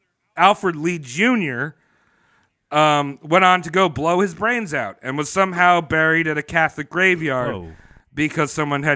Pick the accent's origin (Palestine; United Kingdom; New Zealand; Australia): New Zealand; As a Kiwi, I sucked.